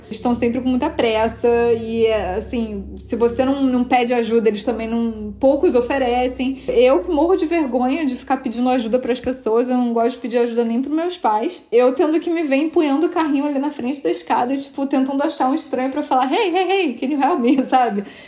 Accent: Rio de Janeiro, Brazil; accent: carioca; moved away as an adult; also born or lived in São Paulo, Brazil; now in New York, United States; meu sotaque é carioca, mas assim, eu morei seis anos em São Paulo antes de vir para Nova York

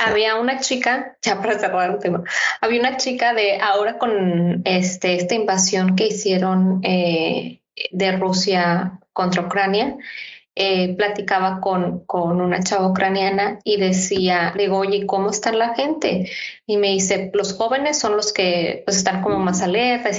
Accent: Mexico; así como los mexicanos tenemos como nuestras maneras de, actuar

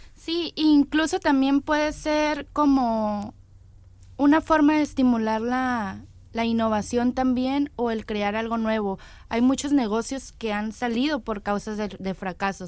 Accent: Mexico; como mexicanos

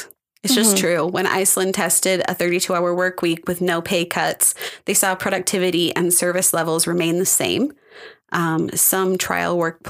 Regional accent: United States; I'm American.

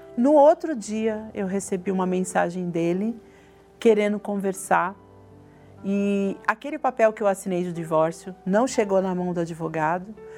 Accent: São Paulo, Brazil; nasci em São Paulo, na capital mesmo

